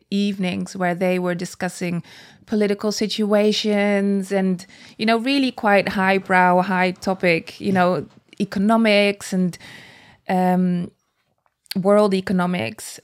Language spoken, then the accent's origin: English; Netherlands; moved away; I was born and raised in the Netherlands